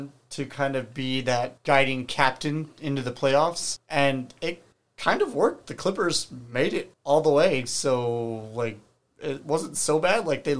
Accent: United States; I feel a little guilty as an American

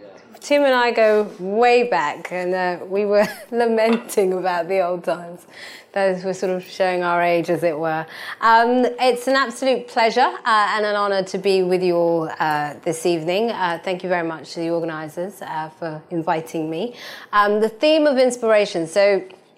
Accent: London, United Kingdom; I was born and raised in East London, but my parents are from Ghana

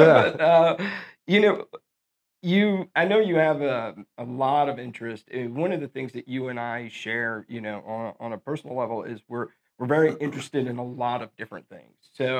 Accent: Sugar Land, Texas, United States; also born or lived in Houston, Texas / Cleveland, Ohio / St. Louis, Missouri; I'm from Houston, grew up Sugar Land, the whole nine, but I went to college in Cleveland and then I went to law school in St. Louis.

